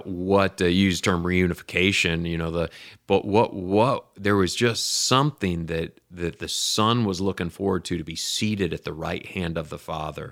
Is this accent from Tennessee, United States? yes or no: no; Lansing, Michigan, United States; I grew up in Lansing, Michigan